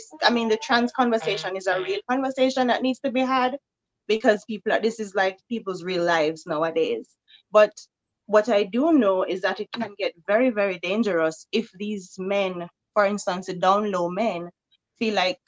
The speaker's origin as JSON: {"language": "English", "country": "Jamaica", "moved": "yes", "lives_now": "Pennsylvania, United States", "said": "I am from Jamaica, but I'm now living in Pennsylvania and I'm 36."}